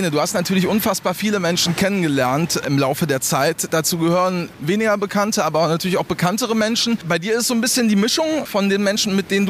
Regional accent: Upper Franconia, Bavaria, Germany; Aus Bayern, aus Oberfranken.

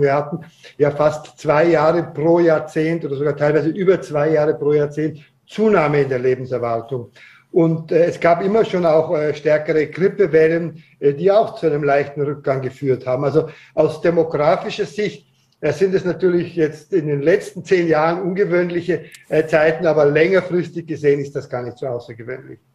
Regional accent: Austria; bei uns in Österreich

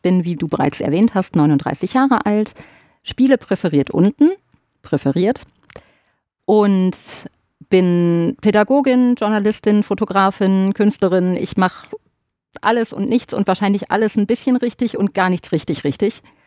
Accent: Ruhr area, North Rhine-Westphalia, Germany; bei uns im Pott

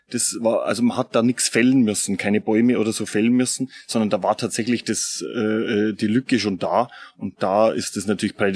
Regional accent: Regensburg, Bavaria, Germany; Ich finde, dass die, die Donau leider ein bisschen zu wenig genutzt ist bei uns.

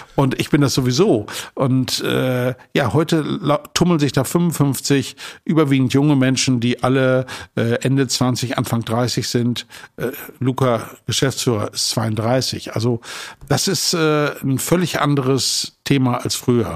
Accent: Emsland, Lower Saxony, Germany; moved away as an adult; also born or lived in Marburg; now in Hamburg, Germany; ich komme aus dem Emsland. Äh, Emsland ist eine Region, da trinkt man Bier und Schnaps.

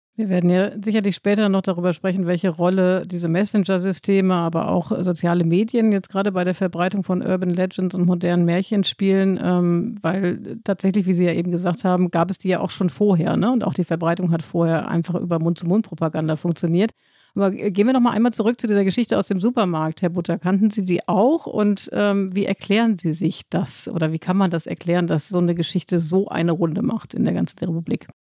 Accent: Hamm, North Rhine-Westphalia, Germany; in meiner Heimatstadt Hamm

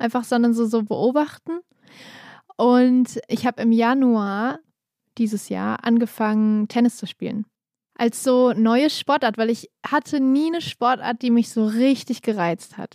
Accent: Kassel, Hesse, Germany; now in Berlin, Germany; mein Lieblingsort in Kassel ist natürlich so das Haus, wo ich aufgewachsen bin

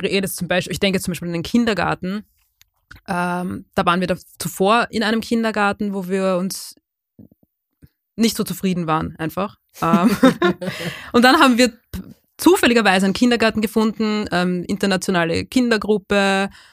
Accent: Lower Austria, Austria; also born or lived in Vienna; wir sind nicht nur in Wien aufgewachsen, wir sind in Niederösterreich aufgewachsen

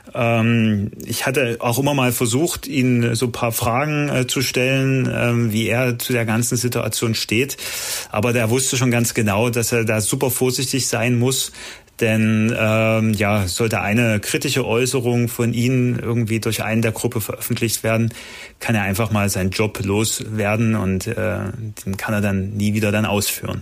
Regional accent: Germany; meine Heimat

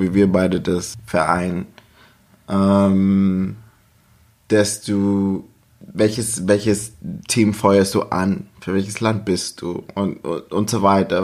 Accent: Germany; bei uns in Deutschland

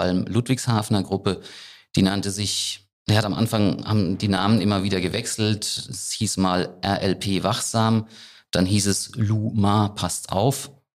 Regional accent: Rhineland-Palatinate, Germany; bei uns in der Pfalz, in Frankenthal

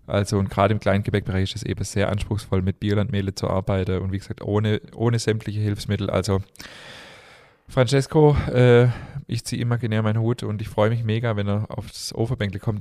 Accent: Stuttgart, Baden-Württemberg, Germany; also born or lived in Remstal; ich bin tatsächlich in Stuttgart geboren.

